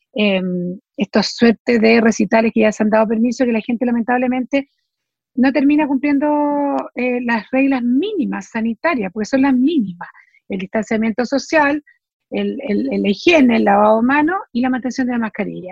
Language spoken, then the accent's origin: Spanish; Chile